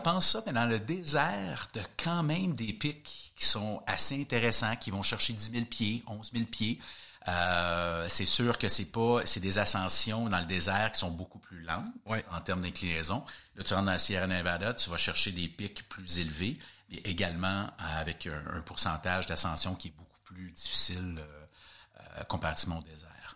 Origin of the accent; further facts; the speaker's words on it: Canada; je suis canadien